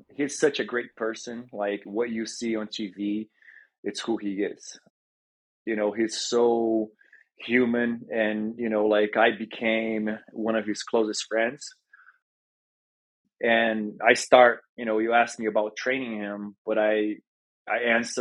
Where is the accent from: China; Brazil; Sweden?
Brazil; moved away as an adult; also born or lived in Oklahoma, United States; now in Denver, United States; I was born and raised in Brazil, came to the United States to play basketball and play college basketball